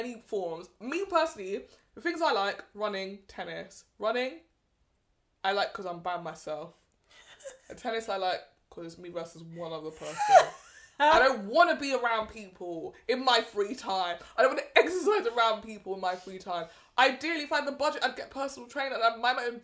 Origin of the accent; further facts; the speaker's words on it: United Kingdom; I am a black British, I have grown up with people who are the descendants of African immigrants